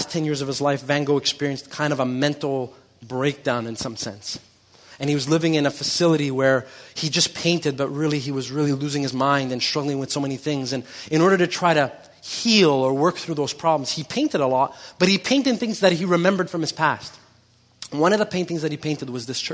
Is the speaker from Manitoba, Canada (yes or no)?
no; Montreal, Quebec, Canada; I grew up here in Quebec and I grew up in Montreal, so I know a lot about this culture